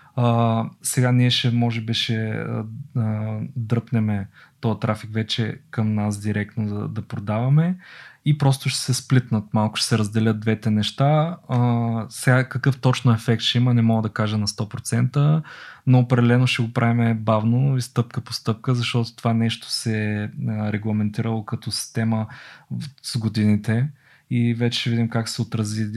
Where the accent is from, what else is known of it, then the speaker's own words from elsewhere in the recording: Bulgaria; аз като българин